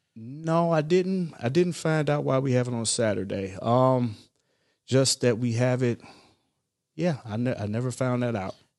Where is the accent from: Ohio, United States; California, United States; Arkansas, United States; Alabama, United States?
Ohio, United States; moved away as an adult; I'm originally from Ohio